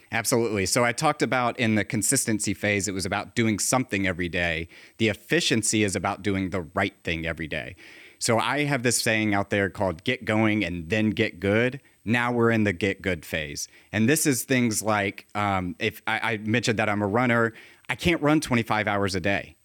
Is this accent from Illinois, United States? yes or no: no; Virginia, United States; I grew up in Virginia